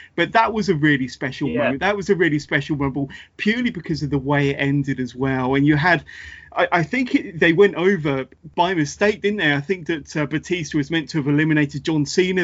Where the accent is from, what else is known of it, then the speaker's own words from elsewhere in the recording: United Kingdom; I'm a fellow Brit